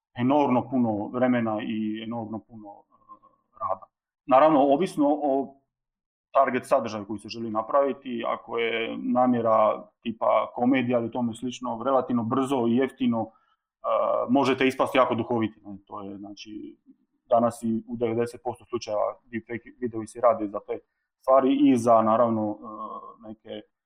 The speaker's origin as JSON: {"language": "Croatian", "town": "Split", "region": "Split-Dalmatia County", "country": "Croatia", "said": "dolazim iz Splita"}